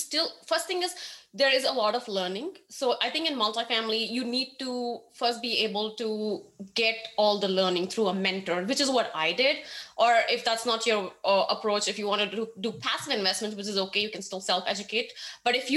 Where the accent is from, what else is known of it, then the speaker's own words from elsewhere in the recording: India; moved away as an adult; now in Austin, United States; I grew up in India